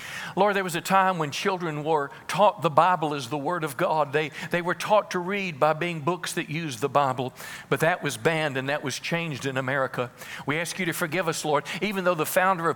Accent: United States; I'm an American second

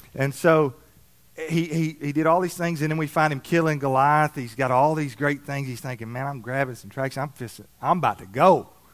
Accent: Alabama, United States; moved away; I grew up in Alabama

